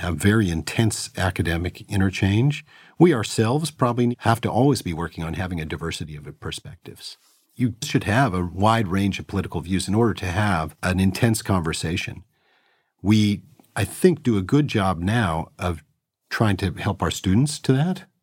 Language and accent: English; Berkeley, California, United States; I was raised in Berkeley, California, so that's a far left environment